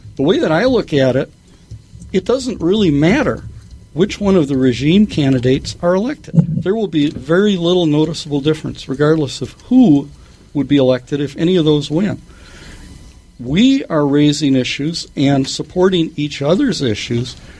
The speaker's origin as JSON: {"language": "English", "town": "Minneapolis", "region": "Minnesota", "country": "United States", "tie": "born or raised there", "said": "South Minneapolis. Uh, uh, still living in the house that I was brought home"}